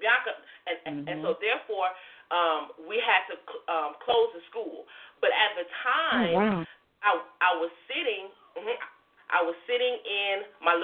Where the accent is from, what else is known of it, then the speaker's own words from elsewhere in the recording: Detroit, Michigan, United States; now in Alabama, United States; I am originally from Detroit, Michigan. I now live in Alabama